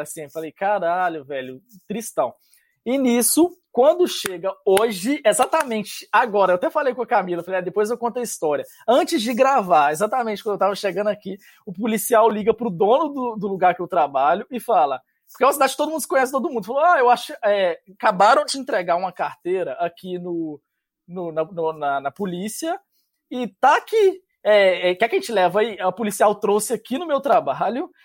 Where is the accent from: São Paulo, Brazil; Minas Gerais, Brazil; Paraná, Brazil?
Minas Gerais, Brazil; interior of; now in Canada; eu sou do interior de Minas